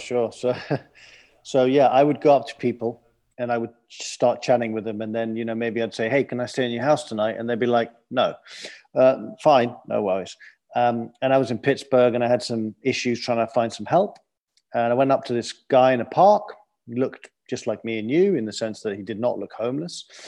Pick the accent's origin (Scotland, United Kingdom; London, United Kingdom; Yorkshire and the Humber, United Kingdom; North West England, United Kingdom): London, United Kingdom; moved away; I grew up in London, clearly from my accent.